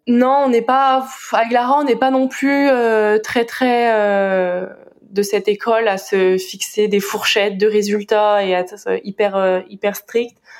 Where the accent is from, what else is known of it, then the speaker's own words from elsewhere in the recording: Brittany, France; now in Marseille, France; je préfère dire que je suis bretonne